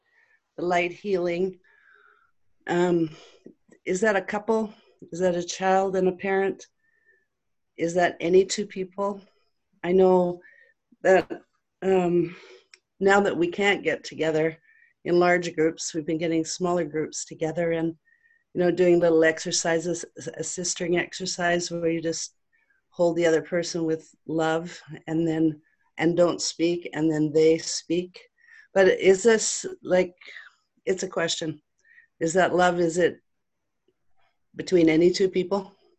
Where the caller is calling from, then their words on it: Southeast British Columbia, Canada; I'm calling from Southeast British Columbia in Canada.